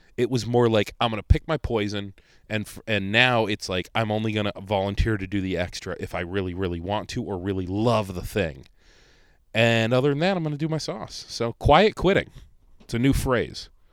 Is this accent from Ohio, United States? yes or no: yes; Conneaut, Ohio, United States; now in Rochester, United States; my hometown, Conneaut, Ohio